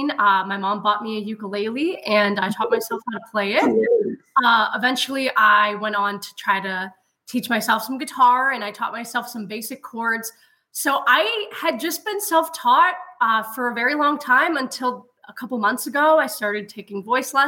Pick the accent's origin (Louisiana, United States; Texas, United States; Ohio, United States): Ohio, United States; Cleveland; I was born and raised here in Cleveland